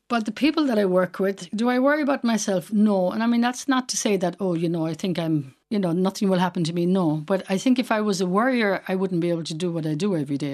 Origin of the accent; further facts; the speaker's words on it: Westport, Connacht, Ireland; moved away as an adult; also born or lived in Dublin; now in Haiti; Outside of Westport, in a place called Carrier River, seven and a half miles outside Westport